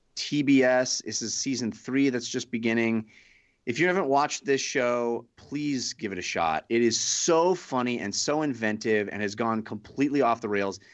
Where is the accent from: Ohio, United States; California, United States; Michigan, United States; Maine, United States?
California, United States; Bay Area; I grew up in the Bay Area